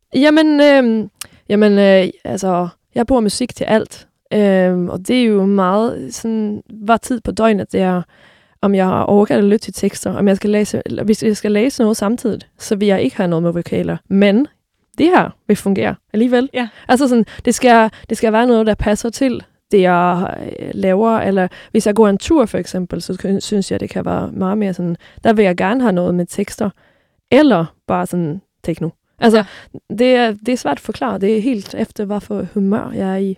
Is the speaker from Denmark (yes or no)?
no; Sweden; moved away; nu er jeg jo svensker her